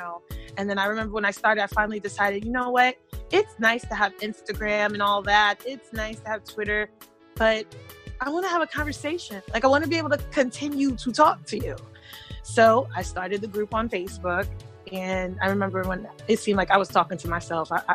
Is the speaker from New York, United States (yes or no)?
yes; New York City, New York, United States; also born or lived in Germany; I am originally from Brooklyn, New York, and that's very important because we all know that New York City is a melting pot. So I grew up hearing a lot of Spanish